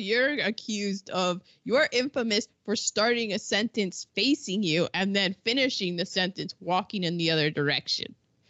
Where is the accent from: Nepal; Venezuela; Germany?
Germany; born there; I was born in Germany. I can't really speak German, but I have this thing where I cannot do a German accent, nor can I pick out a German accent.